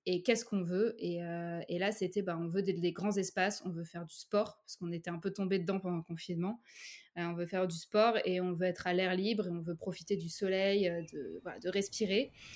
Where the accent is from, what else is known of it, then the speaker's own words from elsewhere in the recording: Saint-Brieuc, Brittany, France; moved away as an adult; also born or lived in Paris; now in Cherbourg, France; Je suis bretonne de base. Euh, j'ai vécu à, Saint-Brieuc et ensuite je suis partie à Paris pour faire mes études.